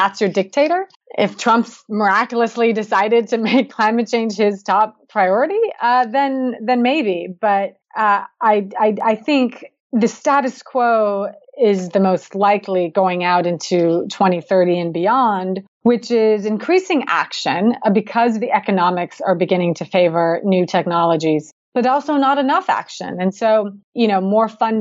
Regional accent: Seattle, Washington, United States; I'm from the Pacific Northwest, you know, Seattle, everybody knows it rains

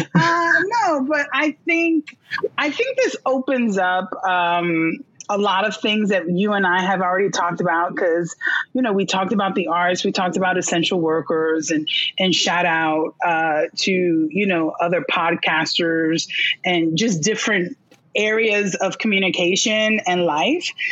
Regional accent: New York City, New York, United States; I was born in Brooklyn

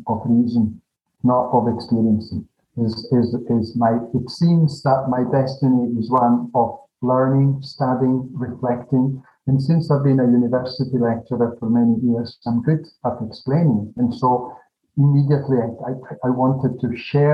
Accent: Glasgow, Scotland, United Kingdom; moved away; also born or lived in Geneva, Switzerland; I'm a Glaswegian Italian myself.

